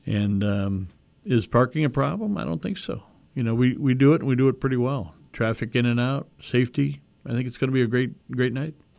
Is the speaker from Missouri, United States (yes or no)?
no; Ottawa, Illinois, United States; moved away; also born or lived in South Bend, Indiana; growing up in Ottawa, Illinois